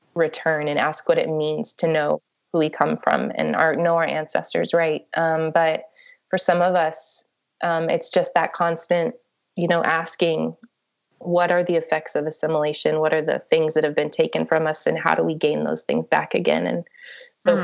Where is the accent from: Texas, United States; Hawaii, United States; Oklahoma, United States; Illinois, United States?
Oklahoma, United States; Ada; also born or lived in New Mexico; I was born in Ada, Oklahoma. So I grew up in Oklahoma and um, also in New Mexico.